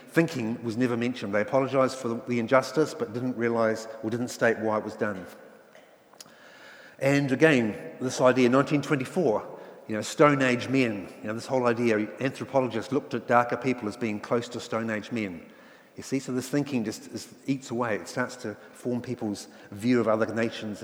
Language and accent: English; Nelson, New Zealand; also born or lived in England; I was brought up in Nelson, which again back in the 60s and 70s was very much a middle class, white Pākehā sort of area